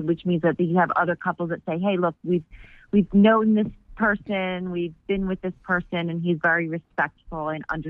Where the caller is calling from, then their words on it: Vero Beach, Florida, United States; I'm calling from Vero Beach, Florida.